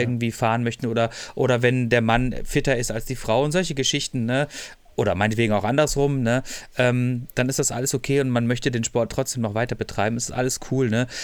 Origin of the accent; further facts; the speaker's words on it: Freiburg, Baden-Württemberg, Germany; ich komme auch aus Freiburg